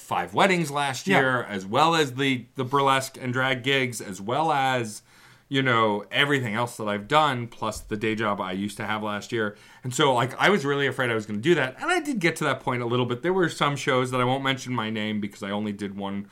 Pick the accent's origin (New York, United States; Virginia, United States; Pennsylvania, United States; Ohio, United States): New York, United States; New York City; I mentioned I was from Staten Island